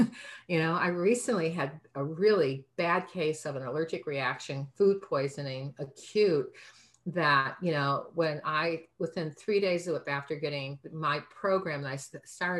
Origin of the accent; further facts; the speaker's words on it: Midwest, United States; moved away; I'm originally from the Midwest